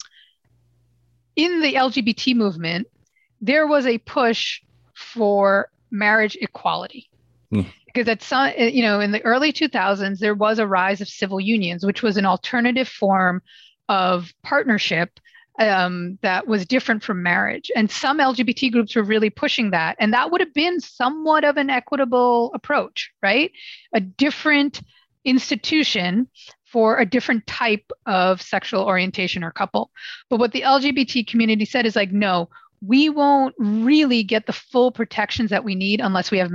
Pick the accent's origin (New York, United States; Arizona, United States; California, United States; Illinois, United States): New York, United States; I was born and raised. I was born and raised in New York.